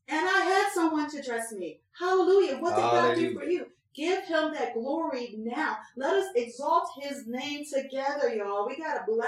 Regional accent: Philadelphia, Pennsylvania, United States; I was born out in North Philly

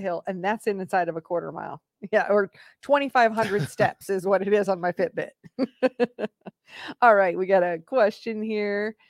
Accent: Iowa, United States; moved away; I grew up in Iowa

